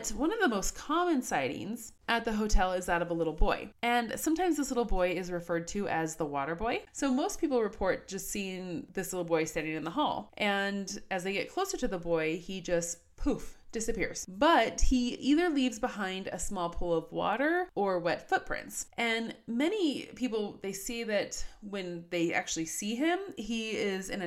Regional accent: Colorado, United States; I was born and raised in Colorado

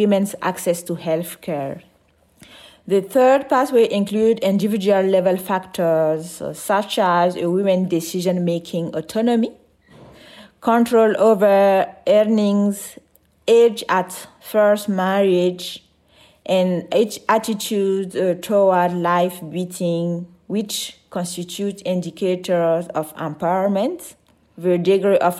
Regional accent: Burkina Faso; I'm from Burkina Faso

